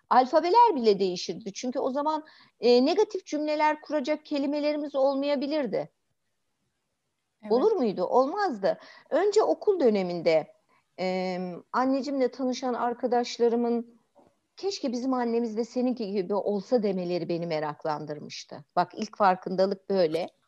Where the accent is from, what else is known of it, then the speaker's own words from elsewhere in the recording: Istanbul, Turkey; biz büyük şehir çocuklarıyız ya. İşte İstanbul'da büyümüşüz apartmanların arasında falan böyle.